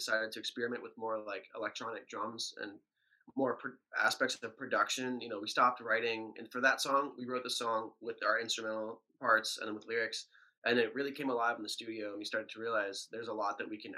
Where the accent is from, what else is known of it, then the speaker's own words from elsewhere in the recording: New England, United States; moved away as an adult; also born or lived in Boston; now in Los Angeles, United States; I'm from New England